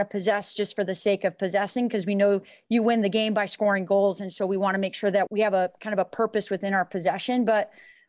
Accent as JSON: {"language": "English", "town": "Prescott", "region": "Arizona", "country": "United States", "tie": "born or raised there", "said": "So born and raised in Prescott, Arizona, which is a town just about an hour and a half north of Phoenix."}